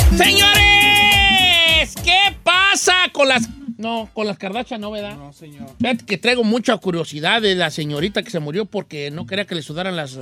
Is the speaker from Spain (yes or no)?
no; Mexico; Nosotros como mexicanos